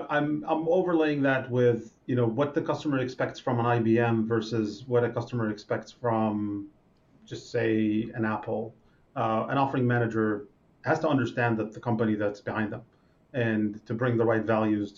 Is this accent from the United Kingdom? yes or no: no; Israel; English is a second language; But for an average person from Israel, I'm pretty mild.